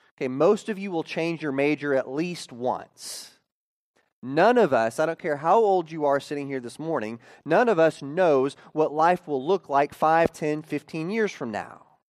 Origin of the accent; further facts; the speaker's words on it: Oklahoma, United States; growing up in Oklahoma